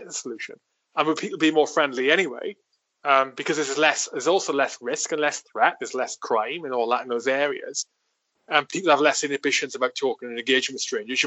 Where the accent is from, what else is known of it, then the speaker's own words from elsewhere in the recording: South Wales valleys, United Kingdom; moved away as an adult; also born or lived in Colchester / London; I grew up initially on a farm for like 10 fucking however long, I can't remember, and then like into a village in the valleys of South Wales